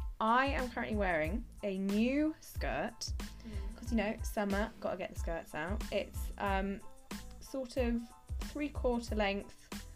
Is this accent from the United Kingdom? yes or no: yes; Bristol, South West England, United Kingdom; moved away as an adult; also born or lived in London; now in Liverpool, United Kingdom; Where I'm from, well, I'm from Bristol.